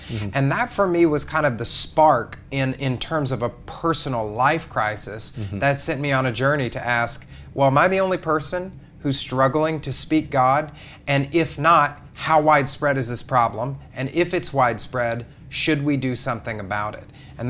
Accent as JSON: {"language": "English", "region": "the Bible Belt", "country": "United States", "tie": "born or raised there", "moved": "as an adult", "lives_now": "New York City, United States", "said": "I grew up in the Bible Belt, right. And about 5 years ago, I decided that I would move to the Big Apple, from the Bible Belt to the Big Apple."}